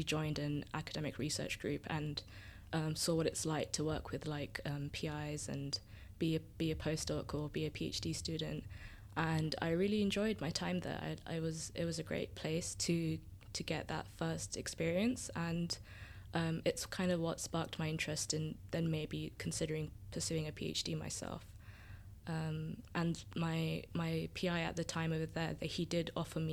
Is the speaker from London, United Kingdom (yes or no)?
yes; Surrey, near Croydon, South London, United Kingdom; first language Tamil; From South London or Greater London, South London. I grew up in Surrey, near Croydon